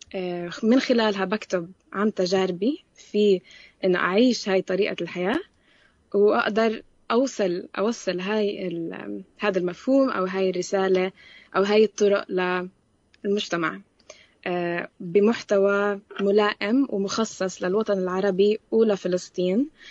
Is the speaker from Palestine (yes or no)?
yes; Jerusalem, Palestine; also born or lived in Amman, Jordan; أنا بنت القدس تربيت طول, طول عمري بالقدس بين القدس وعمان